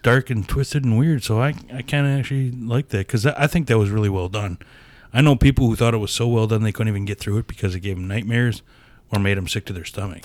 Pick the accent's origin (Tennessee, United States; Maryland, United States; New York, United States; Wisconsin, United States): Wisconsin, United States; Appleton; we're from Appleton